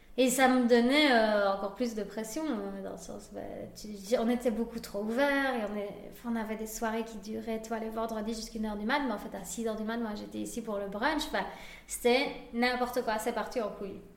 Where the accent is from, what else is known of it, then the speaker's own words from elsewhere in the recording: Spain; now in Liège, Belgium; je suis espagnole